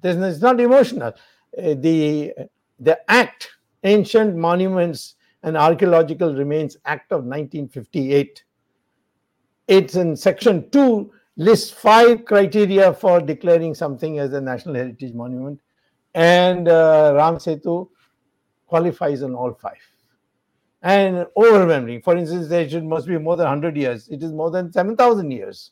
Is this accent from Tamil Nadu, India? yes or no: yes; Madurai, Tamil Nadu, India; I got elected in Madurai, which is, of course, my hometown